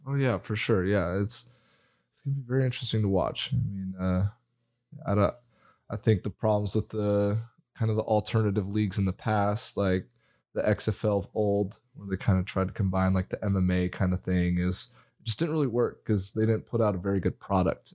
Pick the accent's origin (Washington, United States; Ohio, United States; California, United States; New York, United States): Washington, United States; Spokane; I am from Spokane, Washington